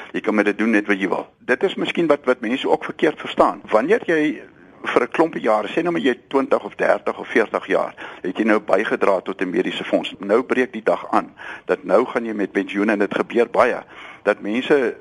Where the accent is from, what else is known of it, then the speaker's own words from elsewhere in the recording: South Africa; ons as Suid-Afrikaners